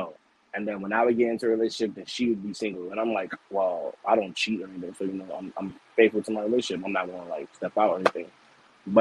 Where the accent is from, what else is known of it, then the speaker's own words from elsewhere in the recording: New York City, New York, United States; I'm from the Bronx, New York